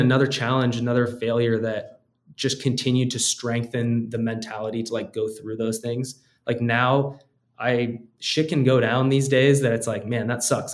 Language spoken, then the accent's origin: English; United States